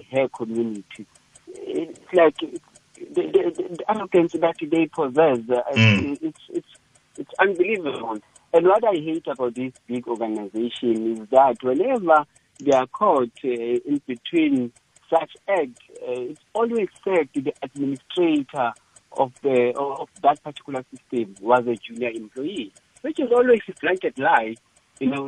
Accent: South Africa; South African

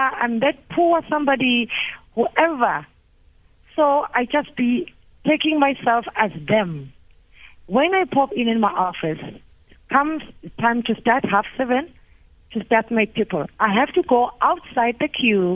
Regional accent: Umlazi, KwaZulu-Natal, South Africa; also born or lived in Durban / Amkoma; I grew up at Mlazi

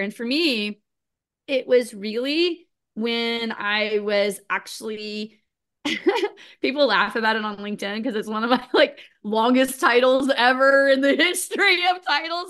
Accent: United States; also born or lived in Florida / Missouri; I grew up in Florida and Missouri, so kind of a combination between the two

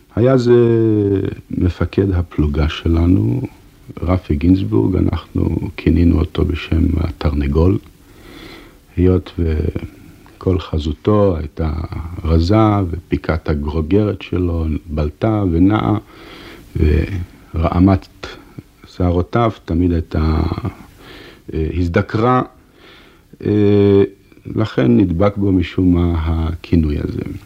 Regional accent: Haifa, Haifa District, Israel; אנחנו גדלנו יחד ברחוב אחד בחיפה

